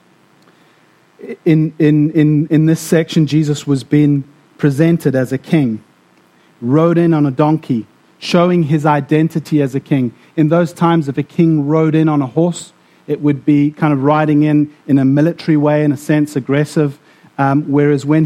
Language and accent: English; South Africa; also born or lived in Namibia; now in Scotland, United Kingdom; I grew up in South Africa and Namibia as well